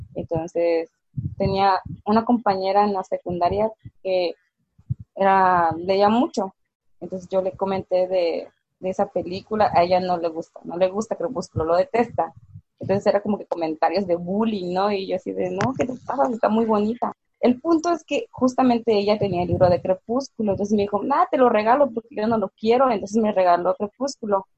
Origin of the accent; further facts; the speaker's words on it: Mexico; tengo 22 años, soy de México